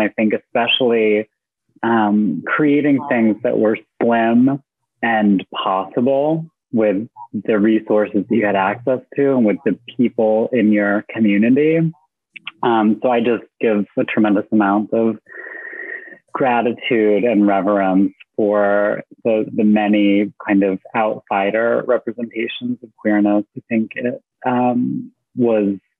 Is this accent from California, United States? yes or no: no; Syracuse, New York, United States; Growing up in Syracuse, New York, a Rust Belt town